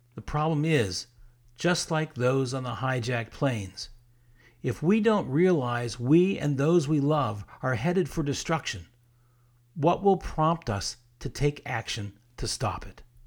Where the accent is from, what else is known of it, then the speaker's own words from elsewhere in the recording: South Florida, United States; I grew up in South Florida in the sixties and seventies